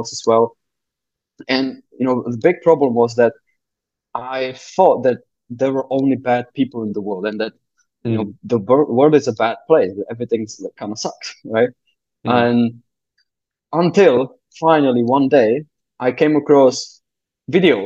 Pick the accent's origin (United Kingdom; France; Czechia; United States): Czechia; moved away; I'm from the Czech Republic originally.